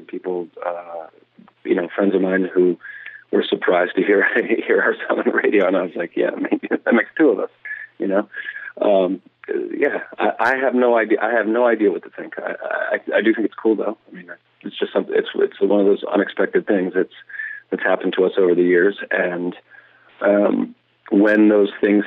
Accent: Lexington, Virginia, United States; I grew up in Lexington, Virginia, in Rockbridge County, which is in southwestern Virginia.

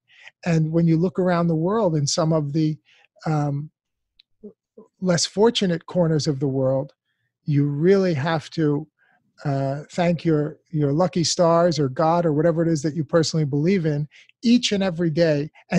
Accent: United States; as an American born and raised in this country

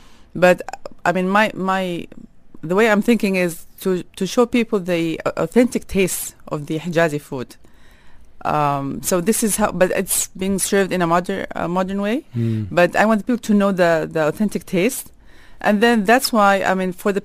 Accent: Jeddah, Makkah Province, Saudi Arabia; now in Dubai, United Arab Emirates; I was raised in Jeddah, like the port, like the Red Sea

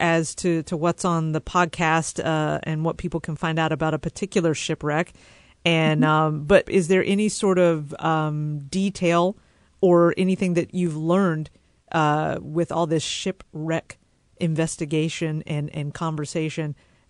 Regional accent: North Carolina, United States; moved away; And I grew up in North Carolina in the more mountainous regions.

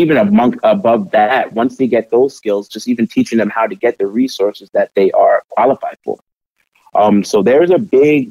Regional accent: New York, United States; moved away as an adult; now in Portland, United States; I'm actually from New York. I'm a first generation American

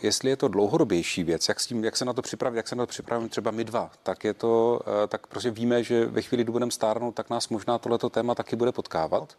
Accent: Czechia; jako Češi

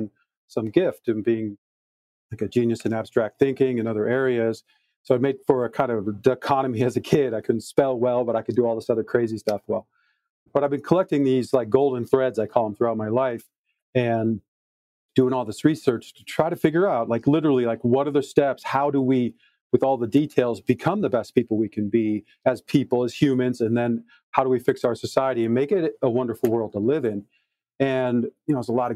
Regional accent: Detroit, Michigan, United States; I was born in Detroit, Michigan in 1966

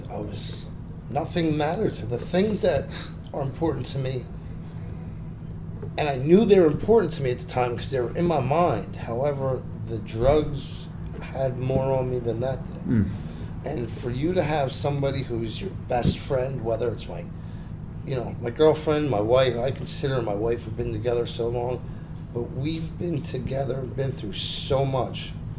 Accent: Toms River, New Jersey, United States; I wasn't brought up in a tough neighborhood. I'm from Toms River. Mean streets of Toms River.

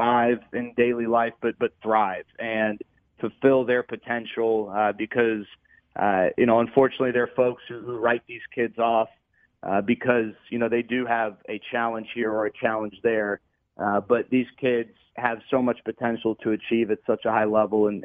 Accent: Dallas, Texas, United States; I grew up in Dallas

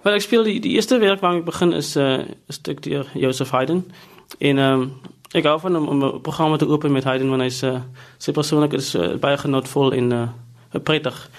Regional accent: South Africa; moved away as an adult; also born or lived in Stellenbosch / Cleveland; Ek het groot geword in Riverstal

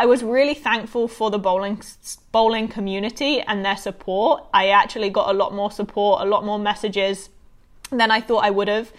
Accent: Bournemouth, South West England, United Kingdom; also born or lived in Florida, United States / Savannah, Georgia, United States; now in United States; I grew up in the UK. I started bowling in the UK

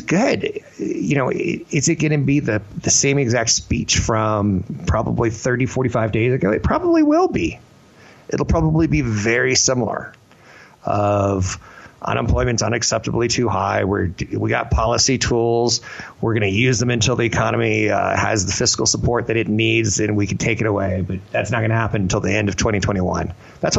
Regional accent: Canada; I'm a pipsqueak from Canada.

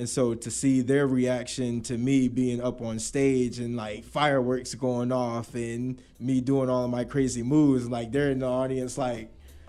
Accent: Navarre, Florida, United States; also born or lived in Okinawa, Japan; me being, like I said, this kid from Navarre, Florida, I was, you know, I was born in Okinawa, Japan, but, you know, through the Air Force. But I started dancing when I moved to Florida in 2002.

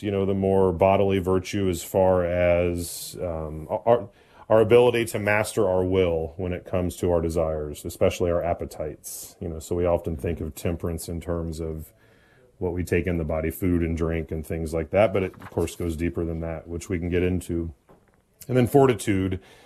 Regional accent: Indianapolis, Indiana, United States; born and raised in Indianapolis, Indiana, which is also where I currently serve

